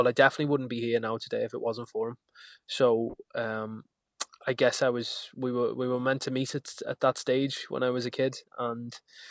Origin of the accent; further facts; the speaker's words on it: Liverpool, North West England, United Kingdom; I had a big point to prove as well, in the fact that I was coming from Liverpool to try and crack this country dance scene.